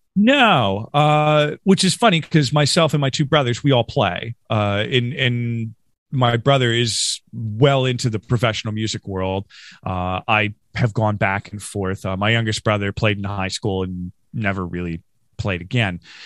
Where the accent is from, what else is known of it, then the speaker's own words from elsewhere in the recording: Rochester, New York, United States; also born or lived in Norristown, Pennsylvania / King of Prussia, Pennsylvania; now in Philadelphia, United States; I grew up in Western New York. Uh, I'm from Rochester, New York